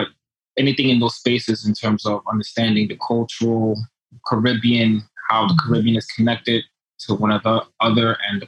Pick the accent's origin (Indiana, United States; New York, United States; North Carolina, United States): New York, United States; New York City; also born or lived in Dominican Republic / Norway; But I was born in New York City, raised in the Bronx. Lived some time in my early years in the DR.